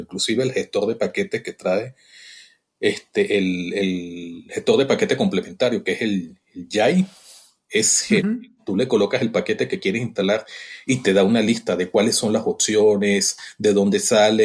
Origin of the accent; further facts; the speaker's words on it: Venezuela; moved away as an adult; now in Mexico; yo soy venezolano, nací en, Venezuela, mi hermoso país